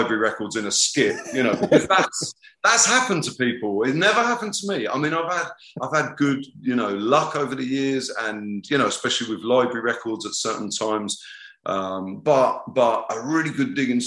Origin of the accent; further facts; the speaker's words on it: Southampton, South East England, United Kingdom; moved away; also born or lived in Brighton; my hometown of Southampton